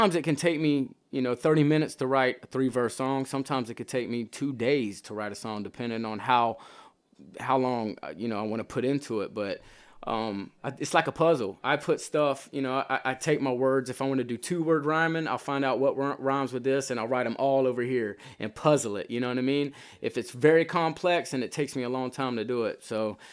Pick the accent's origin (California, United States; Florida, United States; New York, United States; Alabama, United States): Florida, United States; Chiefland; Chiefland, when I grew up, it was, I remember one red light.